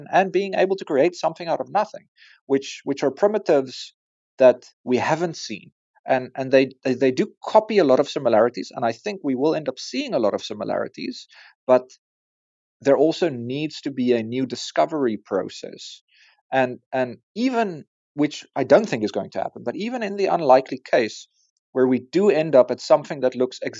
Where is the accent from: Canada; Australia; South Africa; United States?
South Africa; As a South African and an African